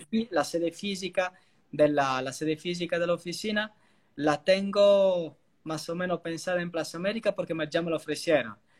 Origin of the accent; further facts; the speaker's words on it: Italy; accent: Italian; Spanish is a second language; moved away as an adult; also born or lived in Argentina; soy italiano, pero creo que eso se escucha, incluido por el acento